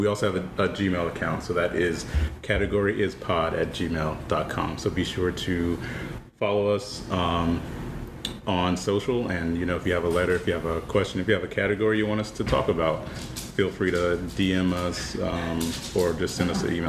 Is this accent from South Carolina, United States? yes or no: yes; South Carolina, United States; now in Philadelphia, United States; I'm from South Carolina. Originally, I've been in Philadelphia for about 10 years now. I am in my early 30s.